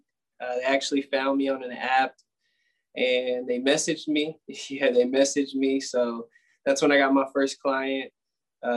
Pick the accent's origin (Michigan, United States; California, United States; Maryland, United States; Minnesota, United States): California, United States; Oakley; also born or lived in San Jose, California / Utah; I'm from San Jose, California. That's where I was born. And then I moved to Oakley, California, small city up north. Went to high school up there